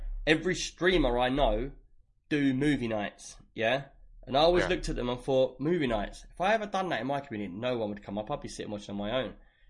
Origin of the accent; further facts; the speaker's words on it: London, United Kingdom; I'm not Cockney. I'm from West London. I just sound like I'm from East London.